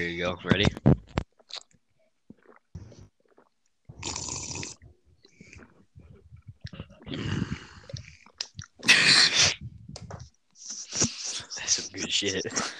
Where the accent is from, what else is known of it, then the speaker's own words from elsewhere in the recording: Texas, United States; I'm just Texan.